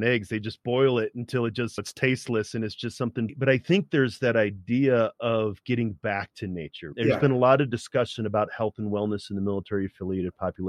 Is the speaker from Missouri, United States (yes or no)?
yes; St. Louis, Missouri, United States; I grew up in St. Louis